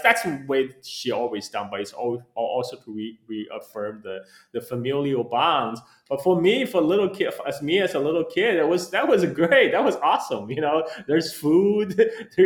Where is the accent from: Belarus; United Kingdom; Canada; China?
China; also born or lived in United States; now in Bali, Indonesia; when I was growing up in China in 1980s